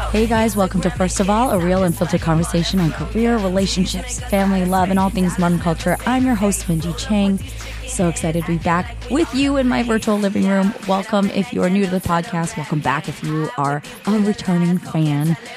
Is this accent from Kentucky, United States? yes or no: no; the Bay Area, California, United States; growing up in the Bay